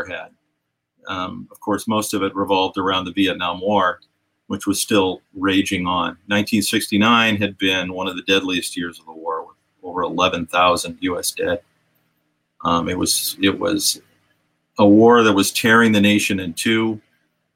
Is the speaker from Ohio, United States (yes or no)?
yes; Richfield, Ohio, United States; Richfield, Ohio, which is my hometown